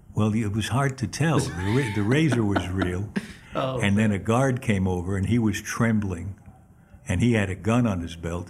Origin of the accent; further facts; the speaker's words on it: New York City, New York, United States; I was born in Manhattan on 33rd Street and thir- actually 32nd and 3rd Avenue